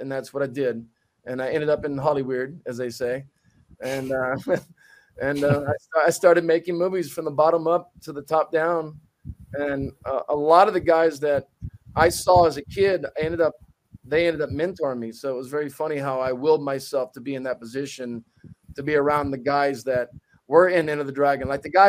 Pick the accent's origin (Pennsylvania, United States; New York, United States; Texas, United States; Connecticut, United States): Texas, United States; Dallas; originally I'm from Dallas, Texas.